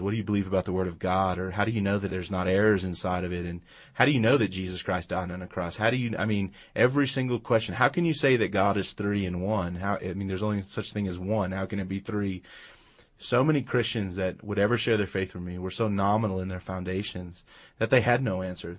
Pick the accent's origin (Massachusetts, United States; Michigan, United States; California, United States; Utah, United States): California, United States; Los Angeles; We grew up in, uh, Los Angeles, California, so we lived about ten miles from the ocean